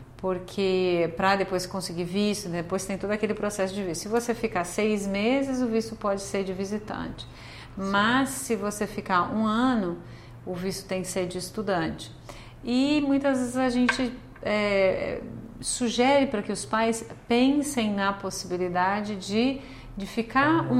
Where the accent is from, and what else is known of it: Brazil; moved away as an adult; now in Canada